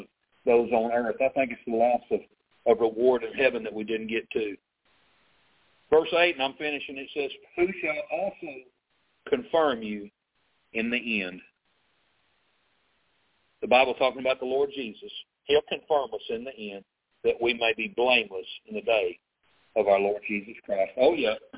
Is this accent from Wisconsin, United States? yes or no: no; South Arkansas, United States; I grew up in the South. I mean, I grew up down here in South Arkansas